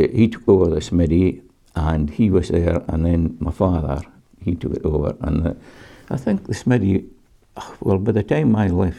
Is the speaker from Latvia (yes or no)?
no; Dervaig, Scotland, United Kingdom; I was born in Dervig, in Craigan. That's up in the middle of the village there.